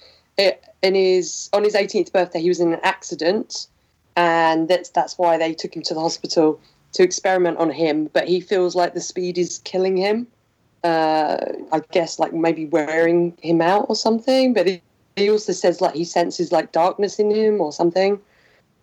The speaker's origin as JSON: {"language": "English", "country": "United Kingdom", "said": "We're British"}